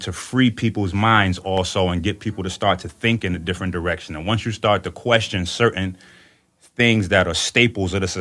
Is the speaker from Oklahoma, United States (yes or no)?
no; New York City, New York, United States; now in Detroit, United States; I'm from the Bronx